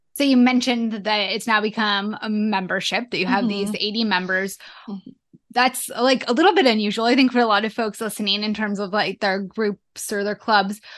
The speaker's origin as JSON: {"language": "English", "town": "Boise", "region": "Idaho", "country": "United States", "said": "Boise, Idaho. That's where I'm from."}